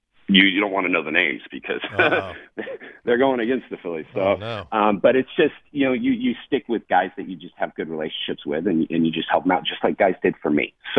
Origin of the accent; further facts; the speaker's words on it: San Diego, California, United States; I was in San Diego, so it was kind of nice to be back in my hometown, see people that supported me for the last 20 to 25 years of kind of my career.